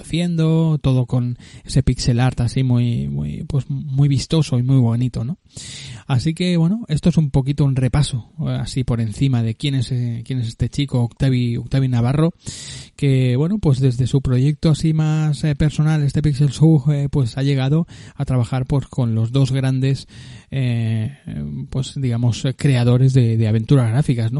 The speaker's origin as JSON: {"language": "Spanish", "town": "Barcelona", "region": "Catalonia", "country": "Spain", "tie": "born or raised there"}